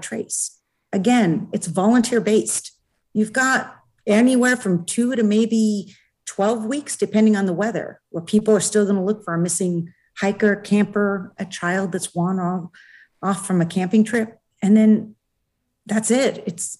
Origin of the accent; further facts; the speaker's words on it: Oregon, United States; now in New Hampshire, United States; I come from Oregon.